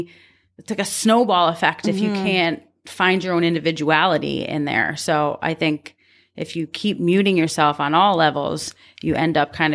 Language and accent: English; Canada; Oh, I'm Canadian. That's my excuse.